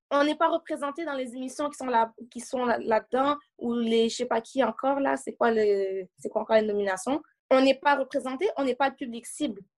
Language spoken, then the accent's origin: French; Montreal, Quebec, Canada; J'habite à Montréal, je suis née à Montréal, dans Côte-des-Neiges